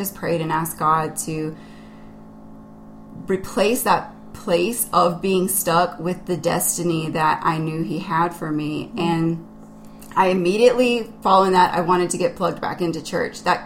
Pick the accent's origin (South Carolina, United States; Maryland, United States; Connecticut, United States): South Carolina, United States; I grew up in South Carolina, and I am one of seven children